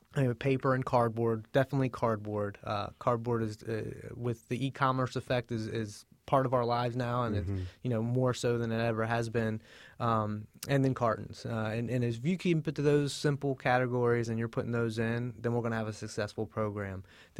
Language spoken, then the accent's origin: English; Hampton, Virginia, United States; I grew up down in Hampton, Virginia, at the mouth of the Chesapeake Bay. And I was lucky enough to grow up near a tidal tributary.